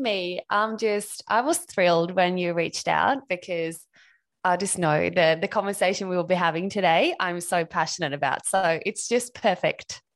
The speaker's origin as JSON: {"language": "English", "country": "Sweden", "tie": "born or raised there", "moved": "as an adult", "lives_now": "Australia", "said": "I'm Swedish. I grew up in Sweden, um, and I moved to Australia back in two thousand ten."}